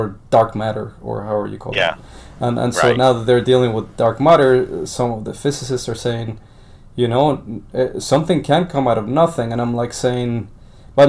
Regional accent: Colombia; now in United States; I was born in Colombia

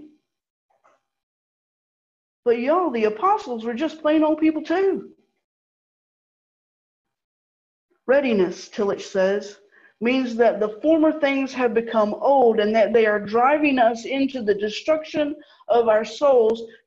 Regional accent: the American South, United States; I'm a Southerner. I was brought up a Southerner

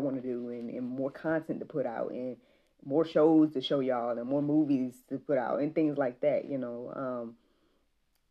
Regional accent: Jackson, United States; moved away; Jackson, to my hometown

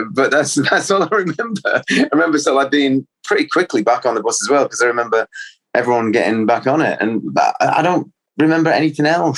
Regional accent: Cheshire, North West England, United Kingdom; also born or lived in Salford; I was born in Salford. You know, I always felt that you know, that's where my soul is, but I grew up in Cheshire, which is, it was like 21 miles away from the city centre of Manchester

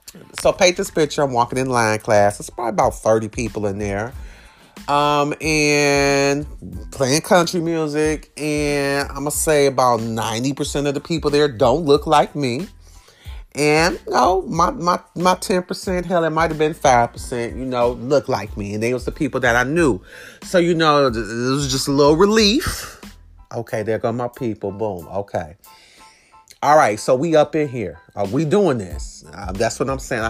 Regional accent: Detroit, Michigan, United States; I'm from Detroit, we hustle

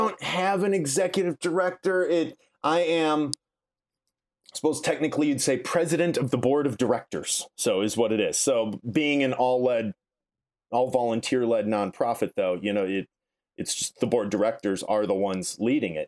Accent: Milaca, Minnesota, United States; now in Chicago, United States; I grew up in, uh, Minnesota, small town, central, rural Minnesota

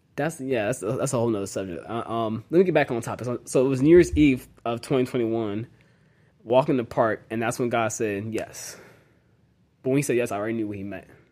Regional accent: Jacksonville, Florida, United States; also born or lived in Dallas, Texas / Nashville, Tennessee / Tampa, Florida; so I grew up in Jacksonville most of my life

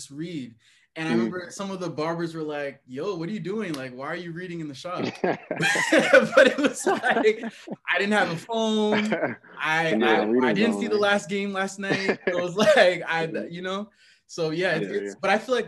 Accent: New Rochelle, New York, United States; we're from New Rochelle. So it's a small kind of town, small city

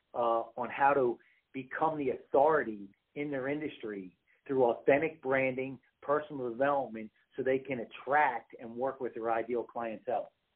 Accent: East Coast, United States; moved away; I'm originally from the East Coast

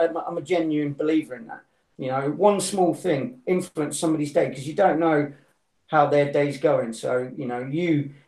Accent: United Kingdom; I'm a Brit

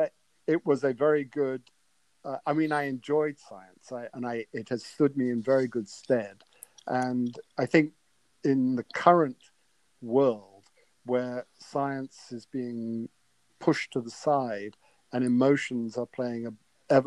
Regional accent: England, United Kingdom; moved away; growing up in England when I did in the 60s

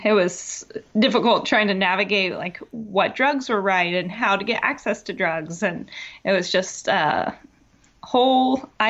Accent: Tennessee, United States; So I am from Tennessee, born and raised. I dodged the accent, though, because my dad's Canadian and my mom's from Ohio.

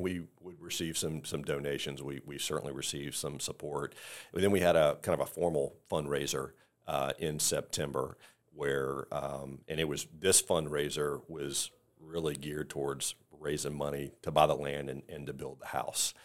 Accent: the Carolinas, United States; now in Tampa, United States; we're originally from the Carolinas, but we lived in Tampa for twenty-eight years

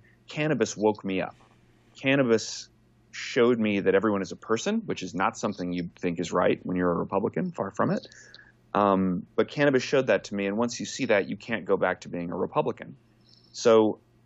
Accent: Texas, United States; I'm from Texas originally, and I was born and bred a conservative

